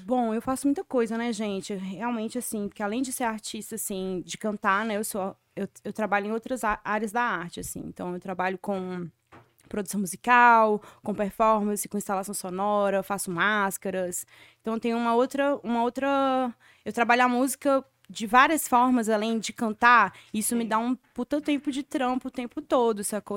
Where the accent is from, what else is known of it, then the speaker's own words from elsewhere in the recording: Sabará, Minas Gerais, Brazil; moved away as an adult; now in São Paulo, Brazil; eu sou de BH, né? Cresci em BH, na verdade, de Sabará, que é do lado.